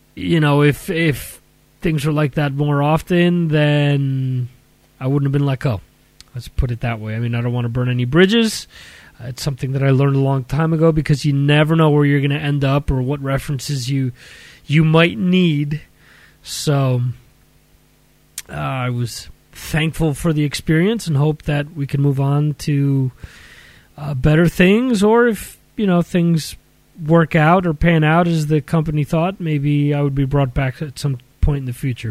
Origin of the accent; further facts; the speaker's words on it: Dover, New Jersey, United States; my hometown of Dover, New Jersey